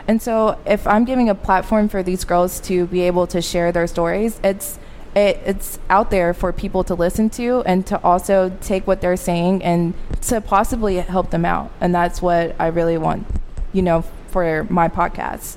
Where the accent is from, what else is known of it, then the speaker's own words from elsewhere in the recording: Arkansas, United States; moved away as an adult; now in Dallas, United States; I am from Arkansas